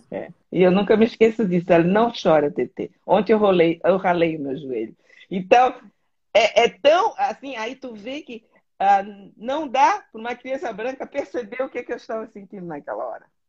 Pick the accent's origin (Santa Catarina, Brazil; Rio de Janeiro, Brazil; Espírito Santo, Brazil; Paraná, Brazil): Santa Catarina, Brazil; Florianópolis; now in Germany; eu nasci na ilha que eu, eu, considero a ilha mais bonita do Brasil que é a Florianópolis